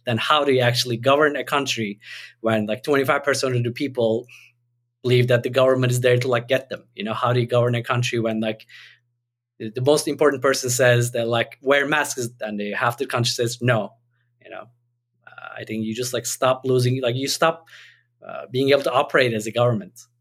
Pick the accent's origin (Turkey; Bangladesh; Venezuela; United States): Turkey; moved away; I had the sense that even growing up in Turkey